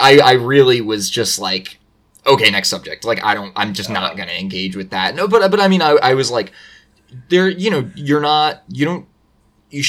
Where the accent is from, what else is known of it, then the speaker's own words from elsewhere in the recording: New York, United States; I'm also from New York